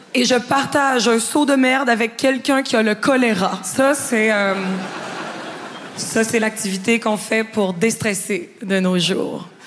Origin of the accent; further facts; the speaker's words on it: Quebec, Canada; je suis québécoise